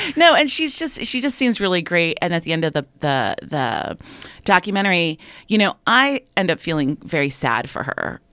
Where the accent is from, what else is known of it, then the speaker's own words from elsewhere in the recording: United States; as an American girl